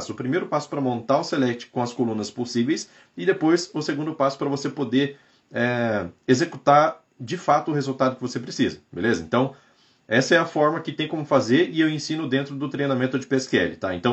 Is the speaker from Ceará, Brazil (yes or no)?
yes; São Benedito, Ceará, Brazil; Sou de São Benedito, Ceará.